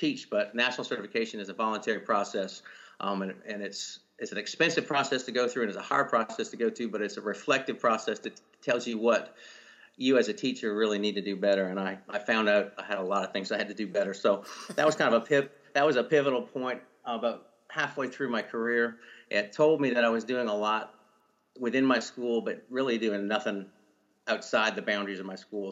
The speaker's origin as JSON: {"language": "English", "country": "Canada", "tie": "born or raised there", "moved": "as an adult", "lives_now": "Powder Springs, United States", "said": "I grew up in Canada. Actually, spent all my younger years in Canada"}